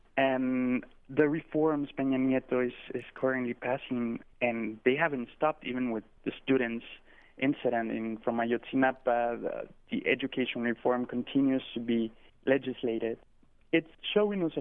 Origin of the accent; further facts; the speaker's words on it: Práxedis G. Guerrero, Chihuahua, Mexico; also born or lived in Cancun, Quintana Roo, Mexico / El Paso, Texas; I also grew up in northern Chihuahua in a small